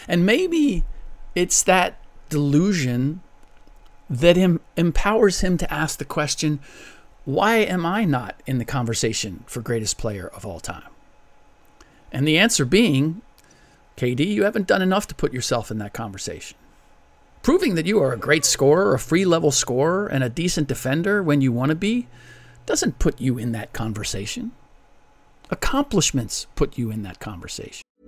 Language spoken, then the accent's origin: English; United States; first language German; English is a second language; I'm a first generation American. My first language was German.